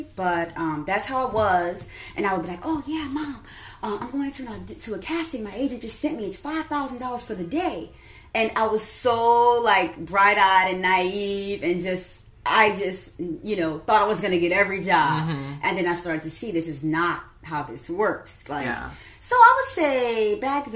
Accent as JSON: {"language": "English", "town": "New Orleans", "region": "Louisiana", "country": "United States", "tie": "born or raised there", "also_born_or_lived": "Miami", "moved": "as an adult", "lives_now": "New York City, United States", "said": "I'm from New Orleans, Louisiana"}